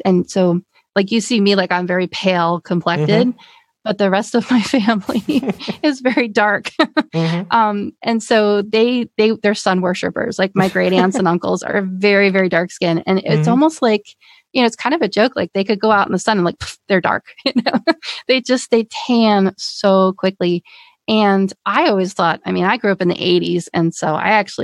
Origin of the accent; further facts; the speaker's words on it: Pennsylvania, United States; moved away as an adult; I'm from Pennsylvania. I'm from back east